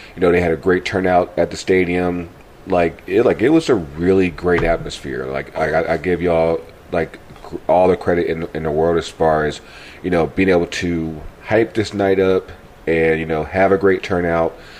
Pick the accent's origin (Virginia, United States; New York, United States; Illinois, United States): Virginia, United States; Richmond; moved away as an adult; I I grew up here in Richmond